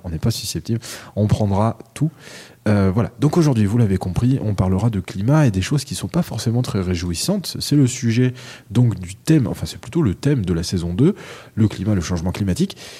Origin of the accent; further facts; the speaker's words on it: France; chez nous, en France